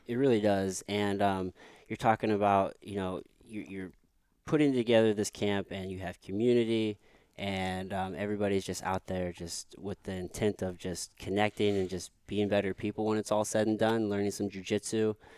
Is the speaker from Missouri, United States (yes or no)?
yes; Potosi, Missouri, United States; I grew up in Potosi, Missouri